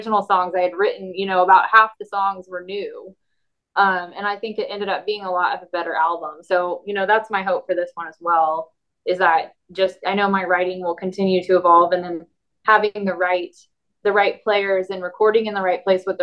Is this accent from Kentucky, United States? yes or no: no; Tulsa, Oklahoma, United States; also born or lived in Nashville; my hometown, and which was Tulsa